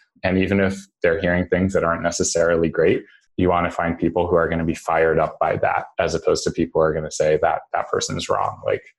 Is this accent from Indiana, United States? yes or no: no; New York City, New York, United States; And as background, I grew up in New York City. I was in middle school on 9/11.